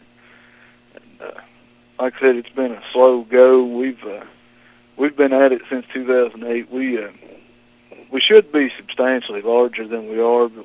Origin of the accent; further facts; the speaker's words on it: Johnson County, Eastern Kentucky, United States; I was born and raised in Johnson County. Never left far from home